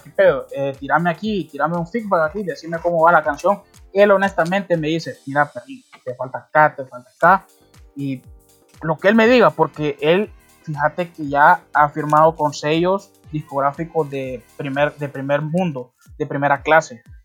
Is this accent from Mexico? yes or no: no; Honduras; todos somos, todos somos catrachos